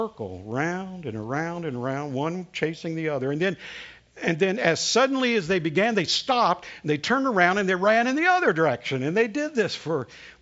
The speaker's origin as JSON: {"language": "English", "region": "the South", "country": "United States", "accent": "Southern", "first_language": "English", "said": "my native tongue is Southern"}